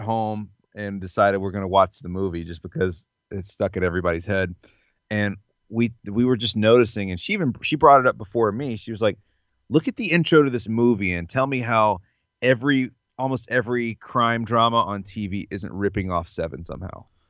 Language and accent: English; the South, United States; growing up in the South